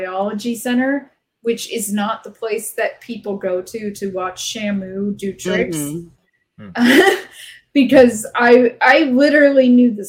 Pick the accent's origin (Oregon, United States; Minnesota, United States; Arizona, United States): Arizona, United States; I grew up in Arizona